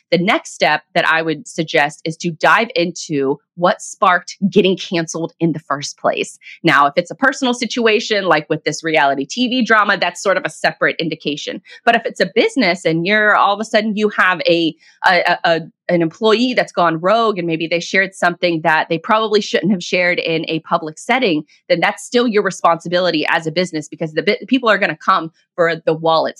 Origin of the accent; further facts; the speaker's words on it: Jacksonville, Florida, United States; with a bakery here in in my hometown of Jacksonville, Florida